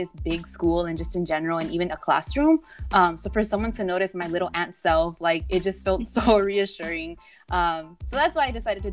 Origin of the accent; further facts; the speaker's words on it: Los Angeles, California, United States; I am proudly from South Central Los Angeles